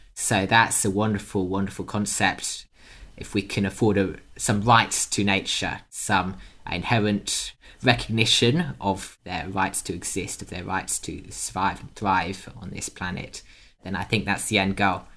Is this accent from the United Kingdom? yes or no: yes; United Kingdom; accent: British; I'm British by birth, you can probably tell from the accent.